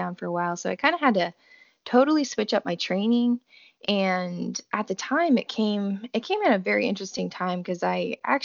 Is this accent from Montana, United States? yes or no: no; New Braunfels, Texas, United States; I am from New Braunfels, Texas